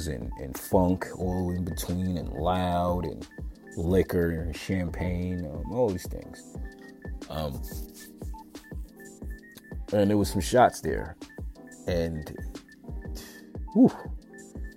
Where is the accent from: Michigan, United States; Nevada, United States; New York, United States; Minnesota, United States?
New York, United States; New York City; moved away; I'm coming from New York, Staten Island, where I was from